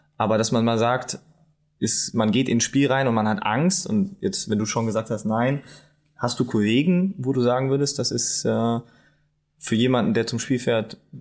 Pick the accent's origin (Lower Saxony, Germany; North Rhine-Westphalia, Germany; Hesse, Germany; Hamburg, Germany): North Rhine-Westphalia, Germany; Bonn; now in Saxony-Anhalt, Germany; ich bin ich bin Bonner